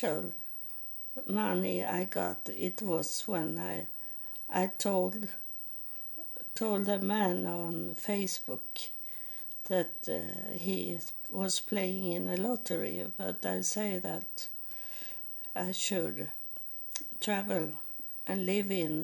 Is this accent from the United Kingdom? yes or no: no; Sweden; accent: Swedish; first language Swedish; English is a second language; English is not my first language. I speak Swedish.